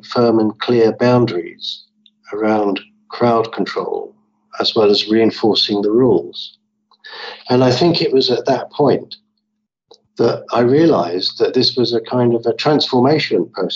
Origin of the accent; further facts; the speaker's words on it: London, United Kingdom; as a child growing up in London